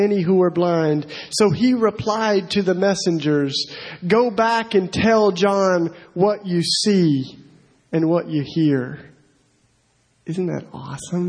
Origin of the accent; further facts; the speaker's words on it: East Tennessee, United States; moved away as an adult; now in Philadelphia, United States; I'm originally from East Tennessee